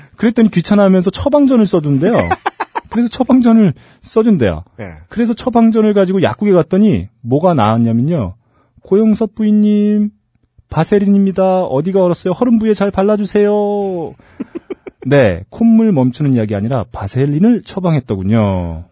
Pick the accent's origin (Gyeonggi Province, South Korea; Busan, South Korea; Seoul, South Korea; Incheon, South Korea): Incheon, South Korea; 인천 제 고향 인천.